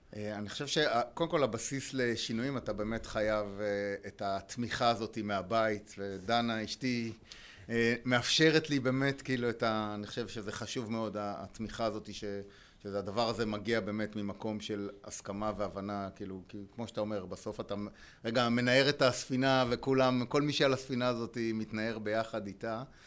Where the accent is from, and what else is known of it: Israel; also born or lived in Spain / United States